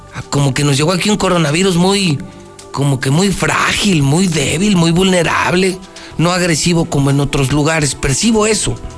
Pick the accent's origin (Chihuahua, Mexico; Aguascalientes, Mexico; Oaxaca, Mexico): Aguascalientes, Mexico; los ciudadanos de Aguascalientes somos la vergüenza de México